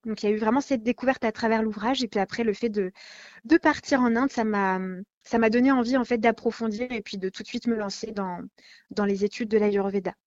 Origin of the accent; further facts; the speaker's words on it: France; chez nous, en France